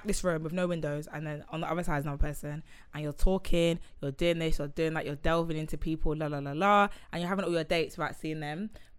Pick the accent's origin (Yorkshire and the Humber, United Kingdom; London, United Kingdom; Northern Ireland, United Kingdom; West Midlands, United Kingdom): London, United Kingdom; I'm from West London.